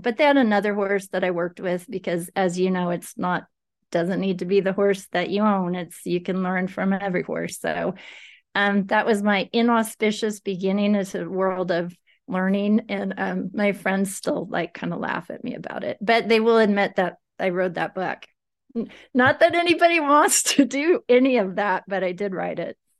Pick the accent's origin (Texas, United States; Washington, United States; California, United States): California, United States; Livermore; moved away as an adult; now in Northern California, United States; I grew up in Livermore